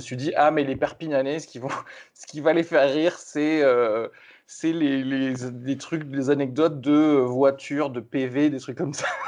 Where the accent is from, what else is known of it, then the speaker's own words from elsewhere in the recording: Toulouse, Occitania, France; je viens de Toulouse